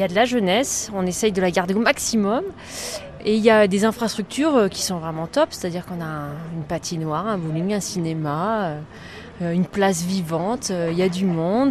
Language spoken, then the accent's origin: French; Isère, Auvergne-Rhône-Alpes, France; now in Villard-de-Lans, France; je, suis née en Isère, je, suis l'Isère, je suis du coin